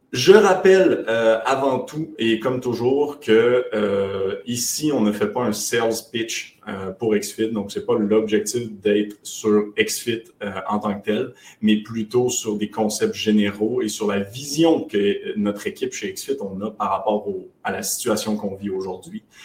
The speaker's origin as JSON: {"language": "French", "region": "Quebec", "country": "Canada", "said": "on est québécois. je sais, ça ne paraît pas, j'ai pas beaucoup d'accent"}